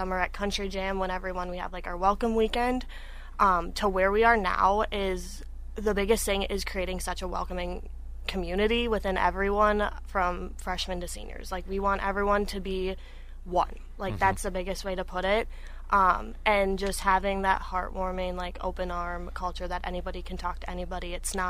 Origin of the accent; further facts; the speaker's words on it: River Falls, Wisconsin, United States; But I grew up in River Falls. I know those coaches very well, obviously being from there.